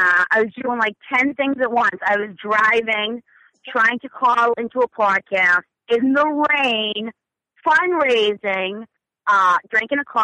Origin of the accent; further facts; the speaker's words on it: Massachusetts, United States; I'm from Massachusetts